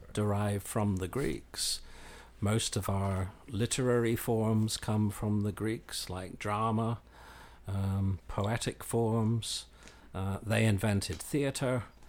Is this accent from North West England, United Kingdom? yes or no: no; Belfast, Northern Ireland, United Kingdom; moved away as an adult; also born or lived in London; now in Lubbock, United States; I grew up in, in the U K, um, sort of between London and Belfast. My, uh, mother was English, my father was Irish. And, um, we migrated back and forth quite a bit in my early childhood, uh, And then I went to, uh, secondary school and, and university in Belfast